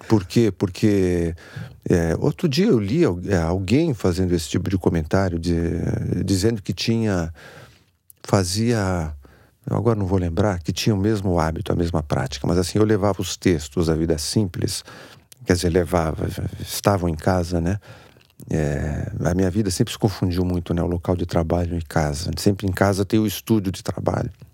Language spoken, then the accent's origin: Portuguese; São Paulo, Brazil; Cresci ali na, na Zona Sul, ali na, no Campo Belo, Jardim Aeroporto, aquela região, Brooklyn, Moema, a minha área